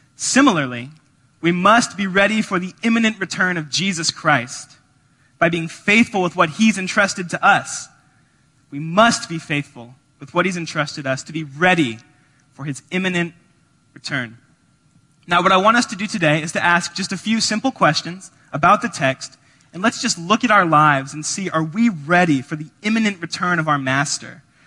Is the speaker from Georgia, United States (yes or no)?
yes; Georgia, United States; now in Evanston, United States; We're from Georgia